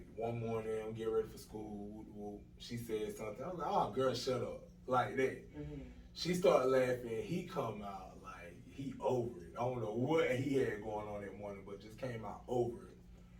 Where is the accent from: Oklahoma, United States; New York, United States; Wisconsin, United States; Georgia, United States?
Georgia, United States; Dublin; moved away as an adult; now in Atlanta, United States; I'm originally from Dublin, Georgia. I've been here probably about 4 years now, 4 or 5 years now